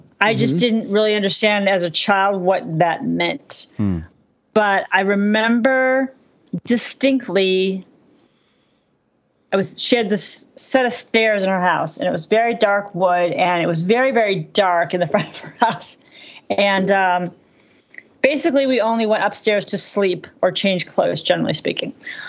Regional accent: Boston, Massachusetts, United States; I'm actually I consider myself from Boston. So that's a whole nother conversation. Oh, wow. I mean, I grew up in Boston.

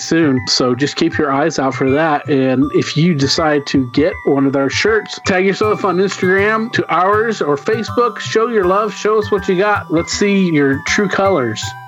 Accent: Oklahoma, United States; We grew up in Oklahoma, so there were like you know real cowboys

